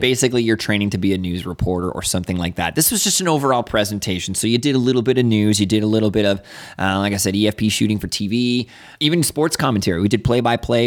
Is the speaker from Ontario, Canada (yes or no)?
yes; Niagara Falls, Ontario, Canada; moved away; I grew up in Niagara Falls